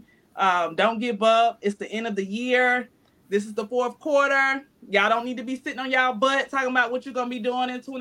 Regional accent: North Carolina, United States; moved away; I'm from North Carolina

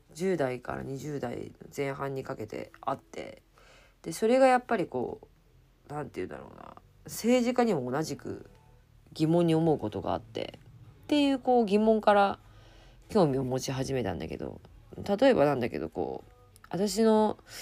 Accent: Japan; 自分の住む国だし、うん、生まれ育った国でもあります

